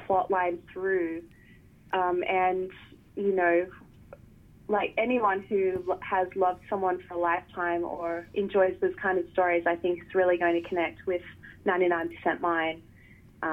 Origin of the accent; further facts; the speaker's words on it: Australia; as an Australian